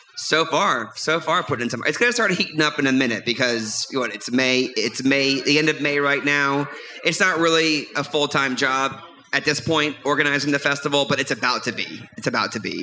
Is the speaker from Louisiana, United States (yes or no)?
yes; New Orleans, Louisiana, United States; I grew up in the New Orleans area